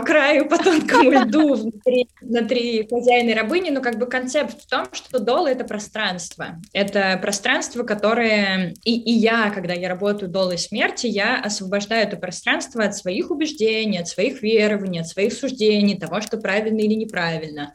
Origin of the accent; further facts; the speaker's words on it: Russia; moved away as an adult; now in Israel; я выросла и родилась э, в России, до 25 лет я жила в России